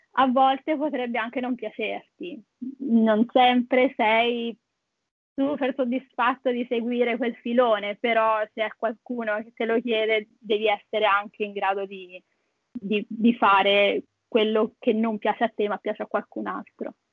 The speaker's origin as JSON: {"language": "Italian", "country": "Italy", "also_born_or_lived": "Perth, Australia", "moved": "yes", "lives_now": "Sydney, Australia", "said": "che abbiamo in Italia"}